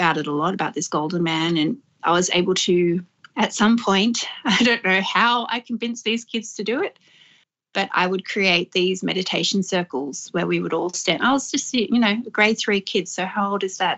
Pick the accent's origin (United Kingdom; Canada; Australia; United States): Australia; Lower Blue Mountains, New South Wales; also born or lived in Sydney; I was raised in the Lower Mountains and in Sydney, back and forth, but mainly grew up in the Lower Blue Mountains